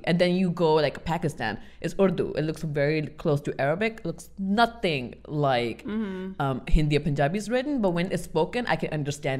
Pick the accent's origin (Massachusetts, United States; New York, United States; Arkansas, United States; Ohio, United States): New York, United States; Especially growing up in New York at that time, because it was just a hot pot of all the cultures.